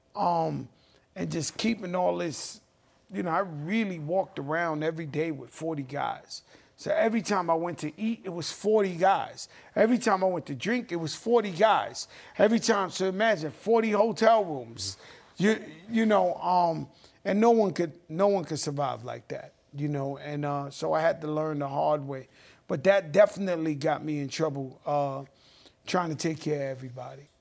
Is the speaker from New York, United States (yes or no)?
yes; New York City, New York, United States; When I grew up in the Bronx in the seventies